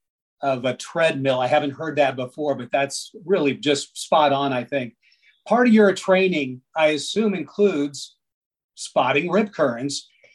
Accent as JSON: {"language": "English", "region": "Indiana", "country": "United States", "moved": "yes", "lives_now": "Florida, United States", "said": "I'm from Indiana"}